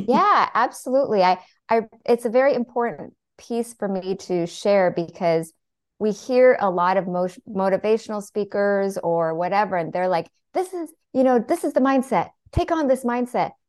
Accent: Seattle, Washington, United States; I was born and raised in Seattle

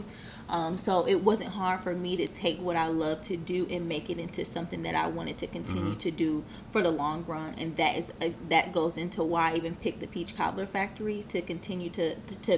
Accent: Lansing, Michigan, United States; moved away as an adult; I started my first business in my hometown at 14. I was in high school

